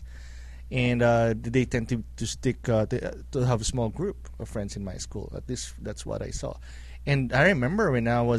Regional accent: Philippines; now in Cleveland, United States; I grew up in the Philippines too

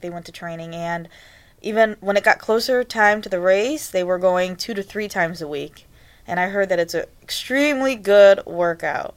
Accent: Cleveland, Ohio, United States; I was born and raised here in Cleveland.

